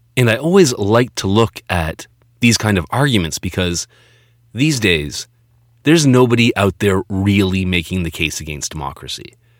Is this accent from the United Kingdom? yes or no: no; Toronto, Ontario, Canada; my hometown, Toronto